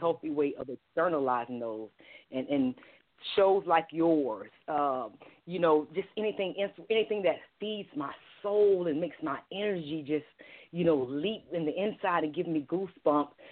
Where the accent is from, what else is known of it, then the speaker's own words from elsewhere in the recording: Columbus, Georgia, United States; my hometown of Columbus, Georgia